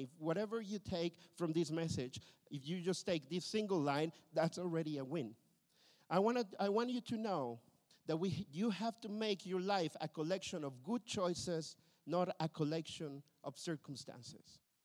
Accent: Mexico; also born or lived in Berlin, Germany; now in Tilburg, Netherlands; I come from a broken family uh, from Mexico

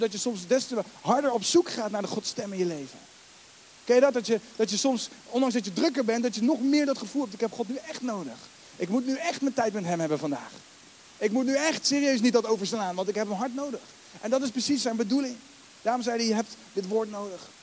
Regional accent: The Hague, South Holland, Netherlands; Ik ben geen Rotterdammer, daar ben ik ook dankbaar voor, met alle respect. Ik ben gewoon Hagenaar, ben hartstikke blij.

